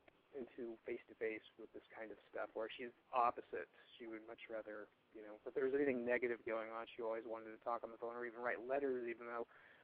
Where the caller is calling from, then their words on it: Portland, Oregon, United States; I'm 28, and I'm calling from Portland, Oregon.